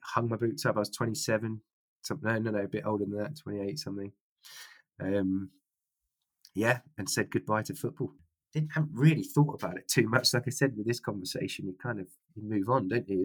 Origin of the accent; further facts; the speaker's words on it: Fleet, South East England, United Kingdom; moved away as an adult; also born or lived in Reading / Canada; now in Austria; my hometown, Fleet in Hampshire